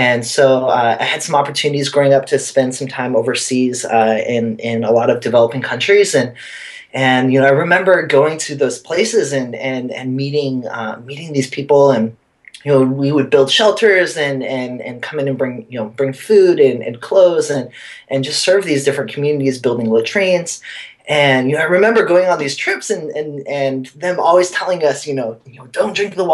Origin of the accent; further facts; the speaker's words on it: Oakville, Washington, United States; now in New York City, United States; I grew up in a really, really small town called Oakville. It's about halfway between Seattle and Portland